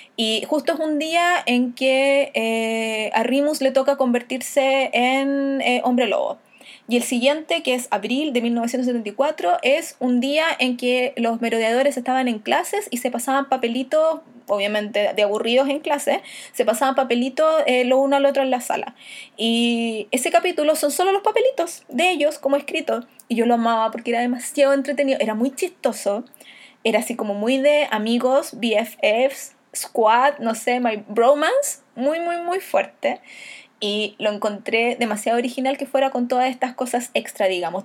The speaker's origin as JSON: {"language": "Spanish", "country": "Chile", "said": "Y yo cuando le digo de Chile"}